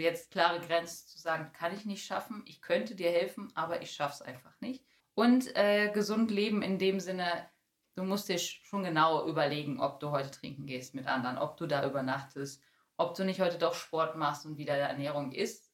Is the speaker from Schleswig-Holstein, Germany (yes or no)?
no; Bielefeld, North Rhine-Westphalia, Germany; moved away as an adult; also born or lived in Detmold; now in Paderborn, Germany; eigentlich komme ich gebürtig aus Bielefeld